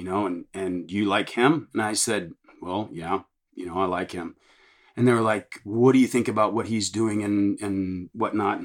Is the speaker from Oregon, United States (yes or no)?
no; Texas, United States; I'm from Texas